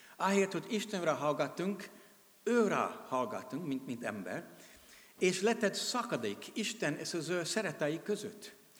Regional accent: United States; Hungarian is a second language; moved away as an adult; now in Hungary; amerikai vagyok, de 32 éve itt élek és szolgálok, mint missionárius.

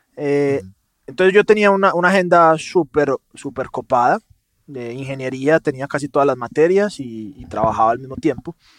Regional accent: Medellín, Antioquia, Colombia; accent: paisa; de Medellín, Colombia, o sea, paisa. Se me nota mucho con la S arrastrada.

